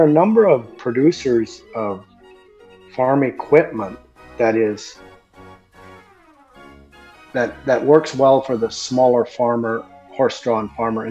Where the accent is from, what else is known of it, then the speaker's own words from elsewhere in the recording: United States; accent: Pennsylvania Dutch; first language Pennsylvania Dutch; English is a second language; it's my first language. I had to learn English when I went to school at 6 years old